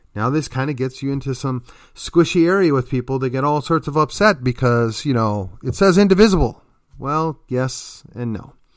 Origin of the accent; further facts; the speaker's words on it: Wisconsin, United States; now in Texas, United States; my home state was Wisconsin